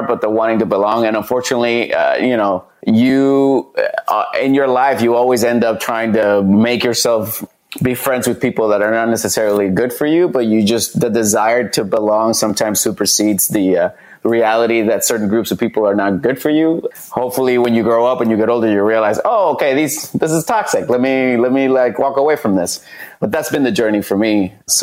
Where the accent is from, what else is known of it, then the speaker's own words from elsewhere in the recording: Puerto Rico; moved away as an adult; also born or lived in Fresno, California; now in Los Angeles, United States; I grew up like in Puerto Rico